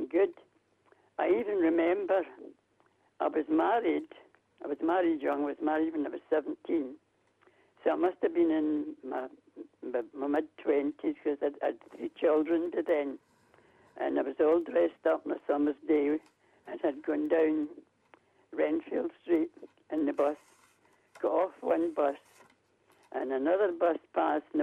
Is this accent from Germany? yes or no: no; Glasgow, Scotland, United Kingdom; moved away as an adult; now in Kirkcaldy, United Kingdom; I'm 30 years here, but I was born and bred in Glasgow.